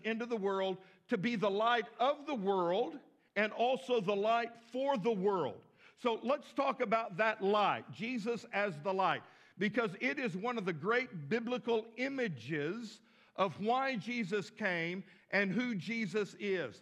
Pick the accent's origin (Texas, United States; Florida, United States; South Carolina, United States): Texas, United States; Midland; now in Fort Smith, United States; I grew up in Midland, Texas